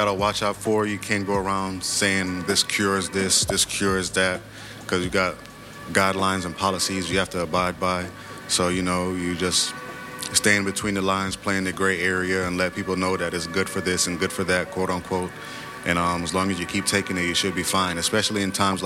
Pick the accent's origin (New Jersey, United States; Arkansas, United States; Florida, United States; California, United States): Florida, United States; Hollywood; moved away; also born or lived in Jamaica / College Park, Georgia; I was born in Florida, Hollywood, Florida, but the rest of my family is from Jamaica